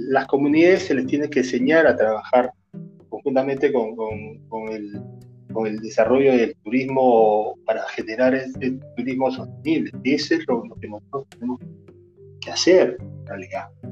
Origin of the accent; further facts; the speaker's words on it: Cusco, Peru; yo soy del Ande, yo soy cusqueño